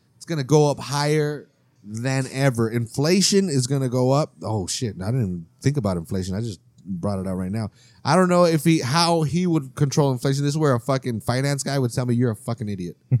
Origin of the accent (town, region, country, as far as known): United States